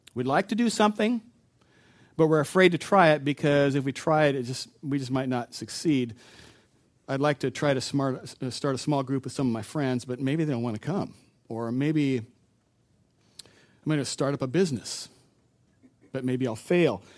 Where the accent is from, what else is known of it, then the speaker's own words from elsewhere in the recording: Spokane, Washington, United States; I grew up in Spokane